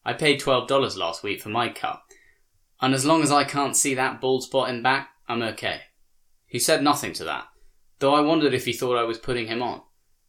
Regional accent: Alabama, United States; moved away; I am not a country boy, but I am from Alabama, a place where I was raised to be friendly

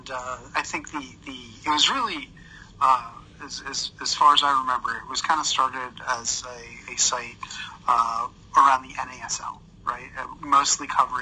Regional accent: New York area, United States; I grew up in the New York area

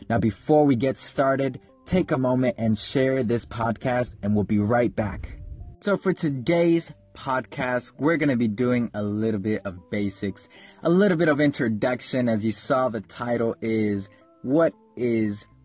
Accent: Kenya; I was born and raised in Kenya. I lived in Kenya for 9 years

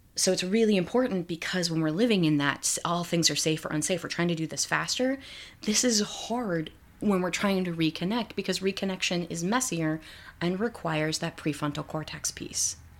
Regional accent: Midwest, United States; I grew up in the Midwest

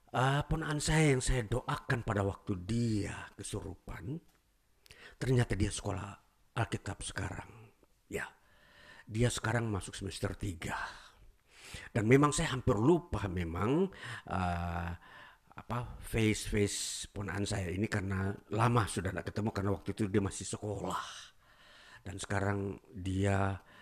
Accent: Toraja, South Sulawesi, Indonesia; saya uh, pulang ke kampung halaman saya di Toraja ya, namanya

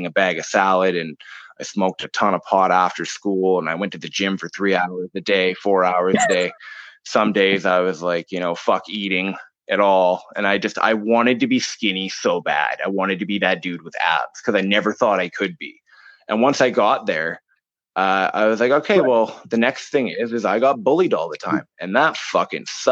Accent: Campbell River, British Columbia, Canada; also born or lived in Vancouver; now in Blind Bay, Canada; I was born and raised in Campbell River.

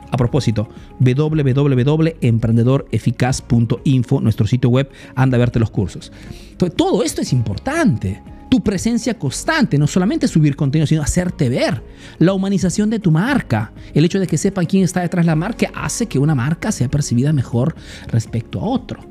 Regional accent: Peru; now in Italy

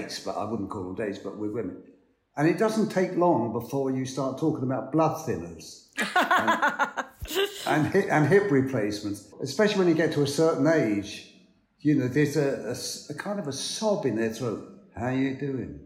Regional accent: London, United Kingdom; I'm from Hackney

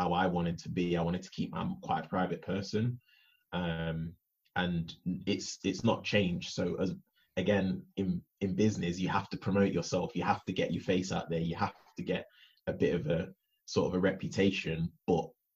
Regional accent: Nottingham, East Midlands, United Kingdom; also born or lived in Leicester; I'm from Nottingham, and I got a youth contract playing for Leicester

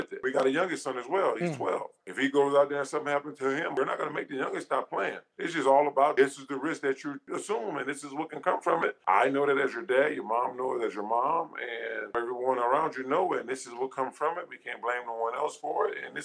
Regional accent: Louisiana, United States; I'm from Louisiana

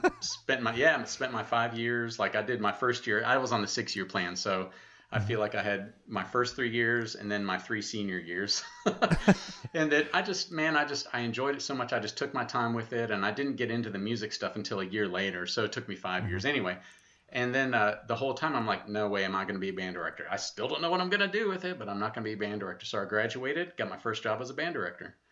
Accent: Buffalo, New York, United States; also born or lived in North Carolina; I was born in North Carolina, and my folks ended up moving up into uh, the Buffalo, New York area, and okay. that's where I was in grade school

